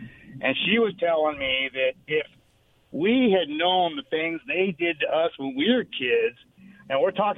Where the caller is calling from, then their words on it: Richland, Washington, United States; Hey, guys. This is … from Richland.